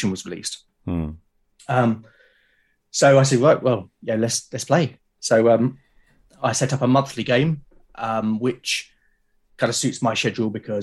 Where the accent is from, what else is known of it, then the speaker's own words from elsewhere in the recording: London, United Kingdom; accent: London; moved away as an adult; also born or lived in Portsmouth; now in Hampshire, United Kingdom; I grew up in South London